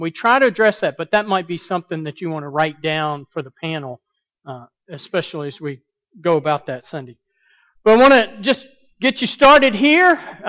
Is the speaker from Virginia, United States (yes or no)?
no; Birmingham, Alabama, United States; moved away as an adult; also born or lived in Montgomery, Alabama / St. Louis, Missouri / Southern California; now in Atlanta, United States; I grew up in Birmingham. I've been a pastor in Montgomery, Alabama, St. Louis, Missouri, and now I'm here in Atlanta, Georgia. But Birmingham is what I call home.